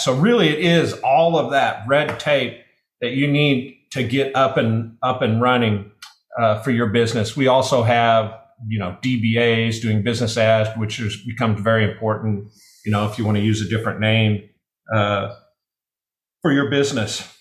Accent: Nebraska, United States; I'm from Nebraska

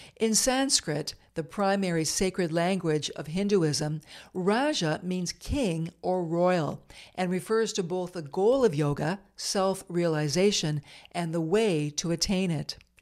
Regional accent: Eastern Ontario, Canada; moved away; I moved back to Eastern Ontario and began managing the newsroom at a small chum radio station near my hometown

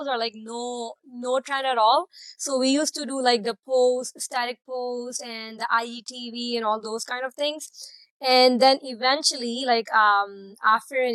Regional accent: Karachi, Sindh, Pakistan; moved away as an adult; now in Toronto, Canada; I'm from Pakistan. I'm from Karachi.

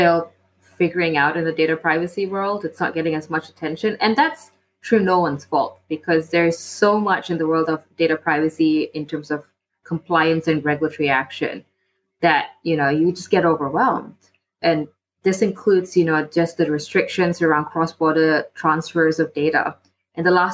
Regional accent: Malaysia; also born or lived in Singapore; now in London, United Kingdom; I live in London. I'm from Malaysia.

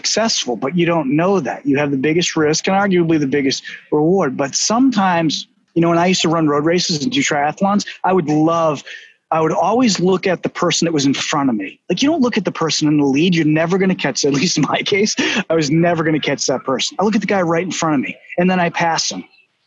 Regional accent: Boston, Massachusetts, United States; accent: Boston; my Boston accent

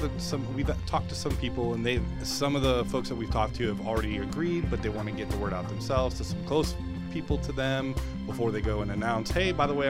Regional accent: Brevard County, Florida, United States; moved away as an adult; I grew up over in Brevard County, and then I moved away, joined the Army, and went to go play soldier for a little while. And then came back here

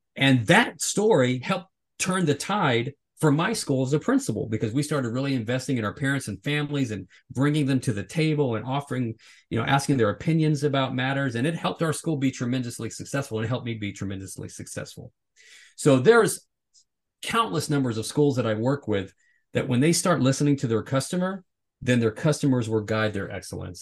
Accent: the South, United States; growing up in the South

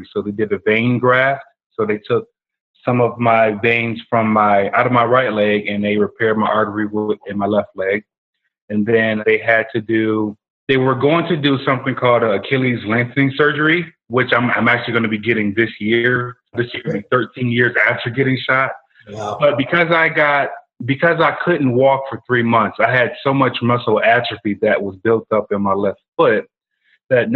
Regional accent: Rochester, New York, United States; moved away as an adult; now in Atlanta, United States; I'm from Rochester, New York

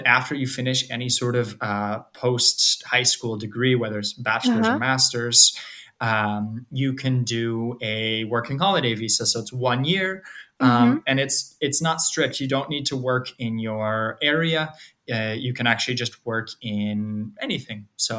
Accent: Forest Lake, Minnesota, United States; first language English; moved away as an adult; also born or lived in Ireland; now in Lisbon, Portugal; I'm from Minnesota. I'm from a small town just barely considered within the Twin Cities in Minnesota called Forest Lake, about 13,000 people.

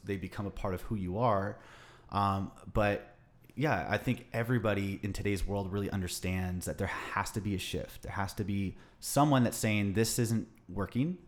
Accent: Los Angeles, California, United States; growing up in Los Angeles, in, uh, the Western United States

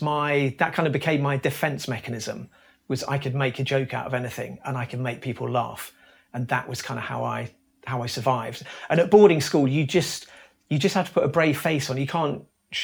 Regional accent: Brighton, South East England, United Kingdom; also born or lived in Leicester; I grew up in just outside Brighton. I was born in Leicester

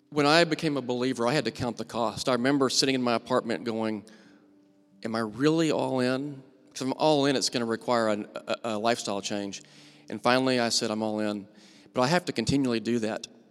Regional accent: United States; also born or lived in Ethiopia; as an American

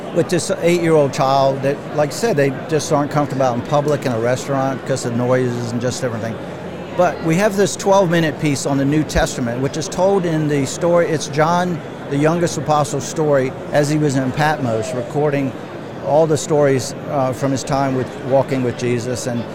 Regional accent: Virginia, United States; I'm from Virginia

